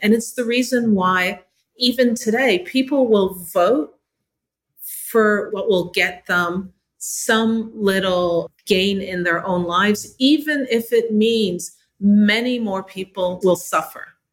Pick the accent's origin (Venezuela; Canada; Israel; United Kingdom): Canada; also born or lived in Jamaica (parents); now in United States; I am an immigrant. I'm from Canada